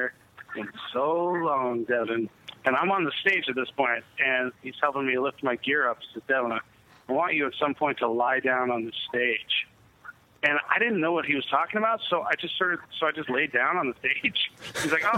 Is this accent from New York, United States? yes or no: yes; New York, United States; I am from New York